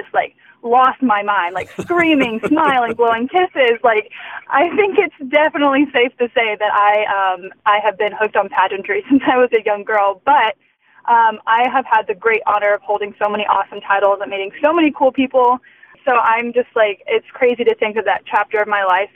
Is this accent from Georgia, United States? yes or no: yes; Georgia, United States; moved away; growing up in Georgia, I had such an incredible support system through pageantry.